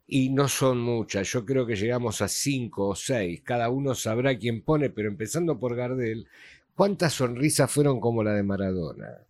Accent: Argentina; sos argentino, sí.

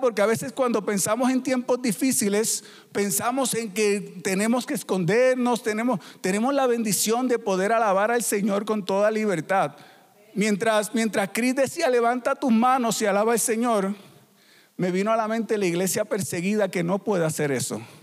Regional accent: Puerto Rico; moved away as an adult; also born or lived in Peru; somos de Puerto Rico y somos una familia misionera

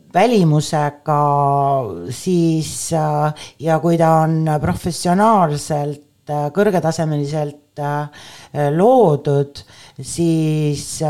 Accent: Viljandi, Viljandi County, Estonia; also born or lived in Tallinn; kuigi ma olen sündinud Tallinnas, on minu esimesed mälestused skulptuurist seotud Viljandiga, äh, kus ma läksin äh, kuueaastaselt esimesse klassi

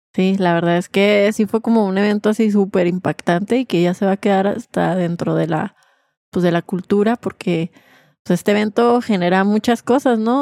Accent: Mexico

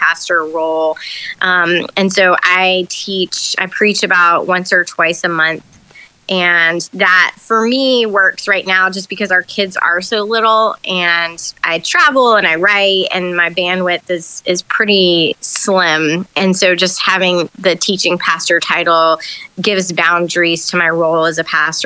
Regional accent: Charlotte, North Carolina, United States; moved away as an adult; also born or lived in Chicago; now in Durham, United States; I'm originally from Charlotte, but I've lived in this area for most of my adult life.

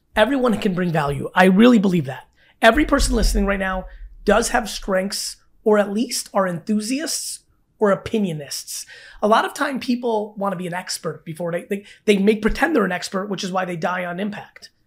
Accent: New Jersey, United States; I grew up in Jersey my whole life

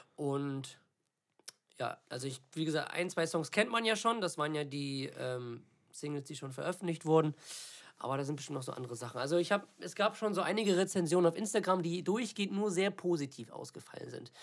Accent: Germany; weil das mein Heimatland ist und ich hier alles habe

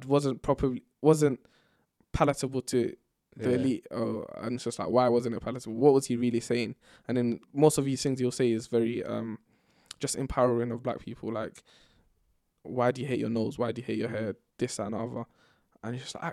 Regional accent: London, United Kingdom; born and raised in Tottenham

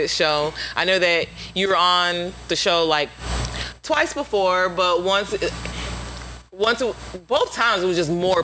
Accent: Winter Park, Florida, United States; we from Winter Park

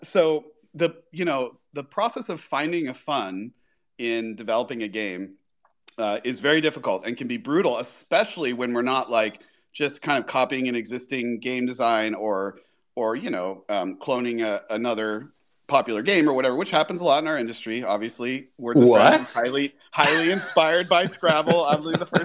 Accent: Florida, United States; I grew up in Florida near Disney World in Miami

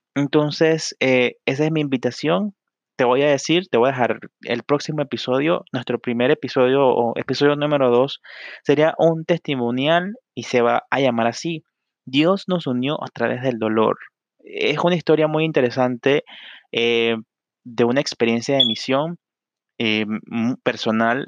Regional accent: Panama; soy de Panamá

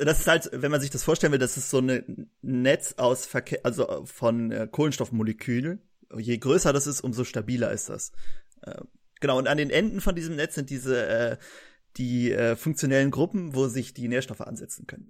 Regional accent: Germany; wir kommen aus Deutschland

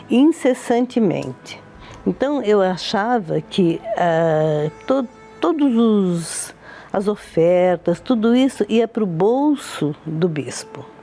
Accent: Brazil; also born or lived in Italy; todos me conhecem por Dona …. Eu tenho 72 anos. Eu sou italiana, mas eu vim da Itália com seis meses

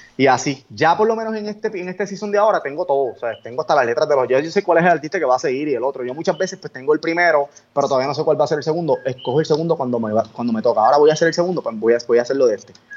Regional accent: Coamo, Puerto Rico; un pequeño estudio que tengo en el pueblo de mi, en el pueblo, en Cuamo

